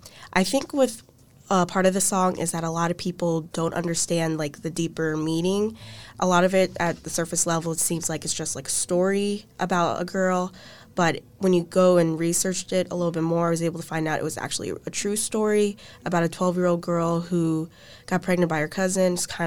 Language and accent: English; Orlando, Florida, United States; I'm a first year here at UVA. I'm from Orlando, Florida.